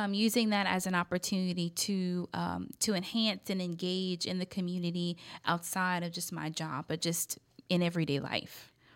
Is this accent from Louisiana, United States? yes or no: yes; Scott, Louisiana, United States; also born or lived in Arkansas; now in Lafayette, United States; I grew up in Scott. That's considered out in the, the parish. That's municipality, part of Lafayette Parish